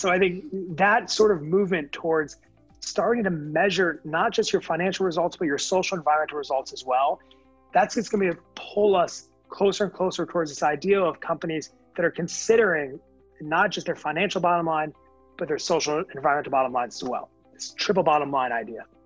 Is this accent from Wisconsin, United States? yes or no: no; Connecticut, United States; moved away; also born or lived in California; I'm from Connecticut originally, so know that part of the country very well